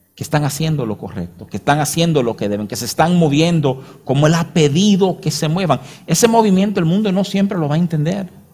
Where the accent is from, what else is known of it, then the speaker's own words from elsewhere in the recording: Dominican Republic; uno lo lee como dominicano